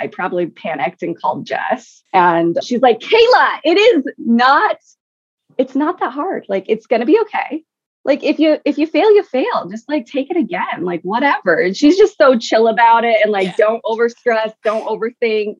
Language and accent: English; Utah, United States; I'm from Utah